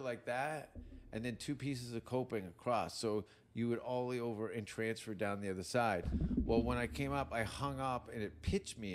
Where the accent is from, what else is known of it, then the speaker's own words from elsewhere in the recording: Hamilton, Ontario, Canada; accent: Canadian; moved away; my hometown is in between Niagara Falls and Toronto